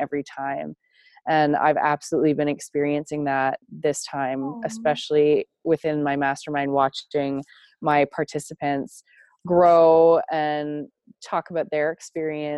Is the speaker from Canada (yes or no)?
yes; Toronto, Ontario, Canada; I grew up in the outskirts of Toronto, Ontario, Canada, and I moved to a small town in rural Canada, rural Ontario, when I was a preteen